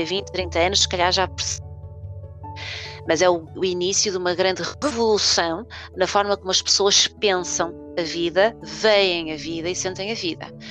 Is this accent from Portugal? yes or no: yes; Porto, Norte, Portugal; na cidade do Porto, que é de onde nós somos, ah, uhum. uh, de onde eu sou